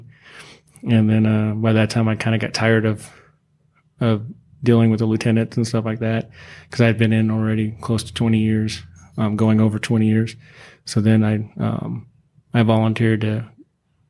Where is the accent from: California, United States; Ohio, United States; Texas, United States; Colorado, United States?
California, United States; moved away as an adult; I'm like, California